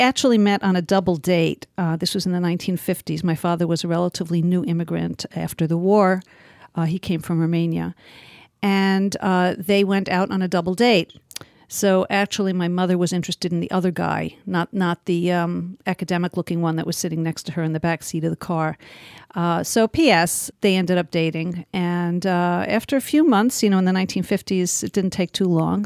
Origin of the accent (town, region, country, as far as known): New York City, New York, United States; born or raised there; first language Yiddish; English is a second language